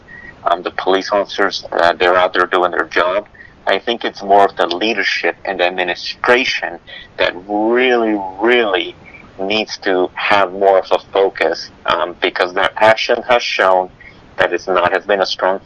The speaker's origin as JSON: {"language": "English", "town": "New York City", "region": "New York", "country": "United States", "tie": "born or raised there", "moved": "yes", "said": "I grew up in Brooklyn, New York"}